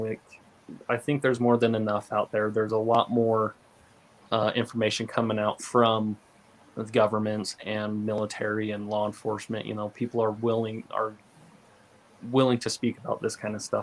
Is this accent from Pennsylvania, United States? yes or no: no; Southeast Idaho, United States; moved away; I grew up in Southeast Idaho, and we also have a reservation in that area where I grew up